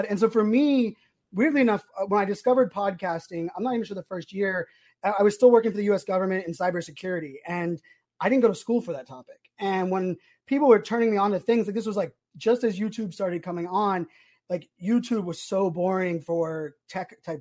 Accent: Pittsburgh, Pennsylvania, United States; born there; now in Virginia Beach, United States; I was born in Pittsburgh, so moving to Virginia Beach, like still being able to have like my Pittsburgh roots and talk sports.

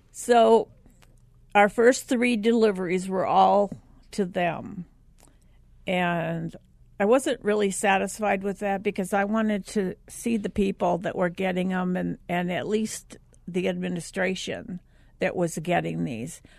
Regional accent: Minnesota, United States; I grew up in Minnesota

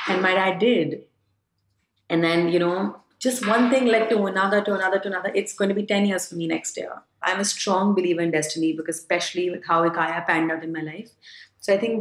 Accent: Varanasi, Uttar Pradesh, India; I come from Banaras. I come from a Gujarati family

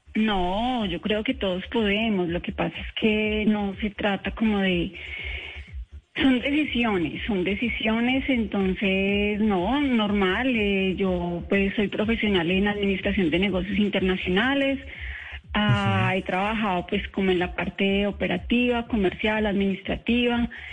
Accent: Armenia, Quindío, Colombia; also born or lived in Nemocón; yo soy colombiana, soy quindiana, soy cuyabra

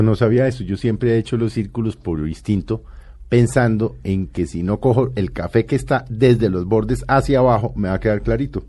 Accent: Colombia; uno como colombiano

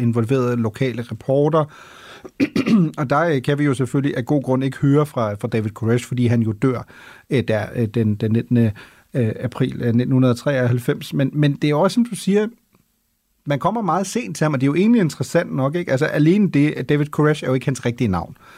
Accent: Germany; now in Denmark; som tysker

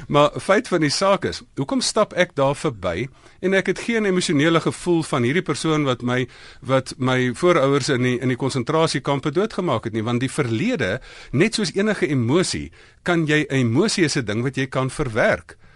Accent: South Africa; first language Afrikaans

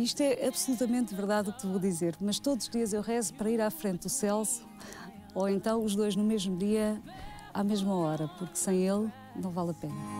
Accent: Portugal; also born or lived in Angola / Odivelas, Portugal / Mora, Alto Alentejo, Portugal; Eu nasci em Angola, vim com seis meses para cá. Os meus pais compraram casa em Odivelas

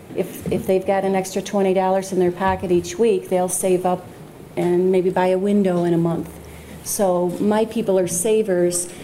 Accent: United States; I'm from Wyoming County, so I'm heavy agriculture county.

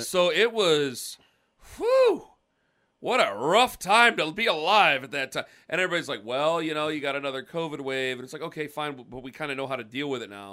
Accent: Stark County, Ohio, United States; I'm from Stark County.

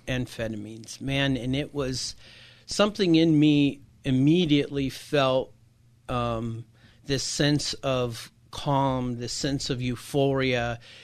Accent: Encinitas, California, United States; I grew up in Encinitas here in Southern California, in San Diego

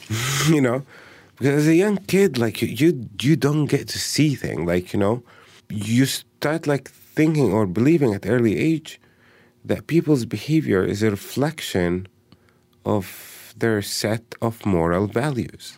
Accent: Bethlehem, West Bank, Palestine; I, uh, was born and raised in Bethlehem

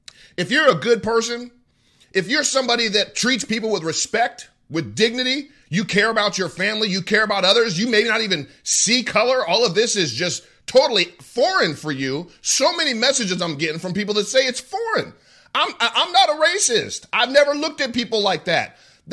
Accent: United States; And when I say to me, I mean as an American first, then I mean as a member of the black community.

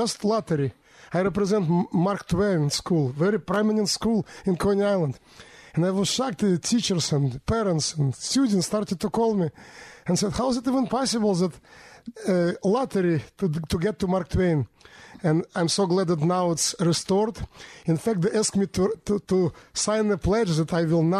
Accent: Minsk, Belarus; moved away as an adult; now in New York City, United States; I was born in 1967 in the city of Minsk, capital of Belarus. I came to America in 1993 with my family

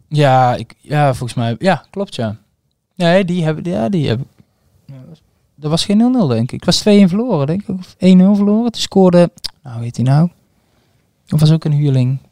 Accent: North Brabant, Netherlands; also born or lived in Bonaire; ik ben een Brabander

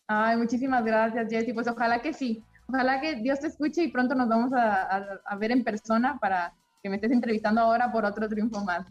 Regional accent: Chihuahua, Mexico; yo me considero una mexicana más, vengo de una familia normal, de una ciudad pequeña de nuestro país, Chihuahua

